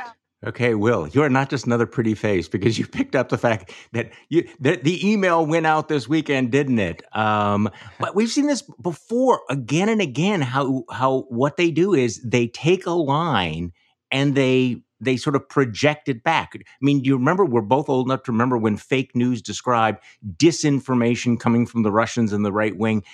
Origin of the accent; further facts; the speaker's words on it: Wisconsin, United States; Here in my home state of Wisconsin